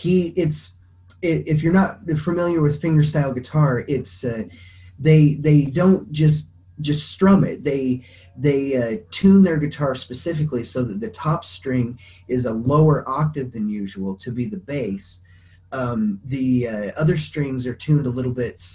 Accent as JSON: {"language": "English", "town": "Craig", "region": "Colorado", "country": "United States", "tie": "born or raised there", "moved": "yes", "said": "the town I grew up in, Craig in Colorado, it's small enough"}